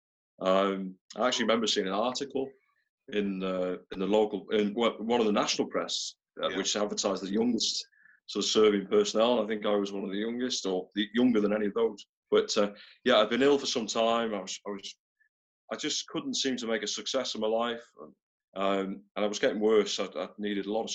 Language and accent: English; North Wales, United Kingdom; now in near Liverpool, United Kingdom; I grew up in North Wales. I grew up in a small town there.